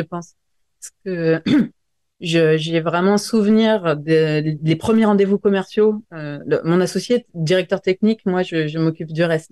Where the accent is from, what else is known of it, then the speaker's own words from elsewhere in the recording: near Grenoble, Auvergne-Rhône-Alpes, France; J'ai grandi vers Grenoble, près des montagnes